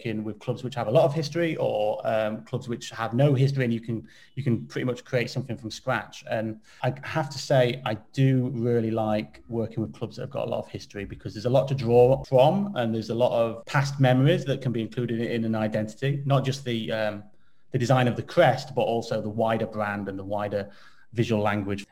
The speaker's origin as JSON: {"language": "English", "town": "Derby", "region": "East Midlands", "country": "United Kingdom", "said": "I'm from Derby and Alfreton is just down the road."}